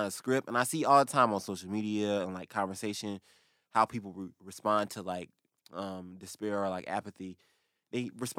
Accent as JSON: {"language": "English", "region": "the South", "country": "United States", "said": "But I also feel like some weird comfort, like cultural comfort, because we're from the South, right?"}